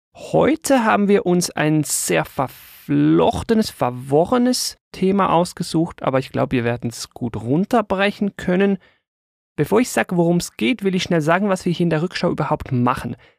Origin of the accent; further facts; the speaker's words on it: Switzerland; bei uns in der Schweiz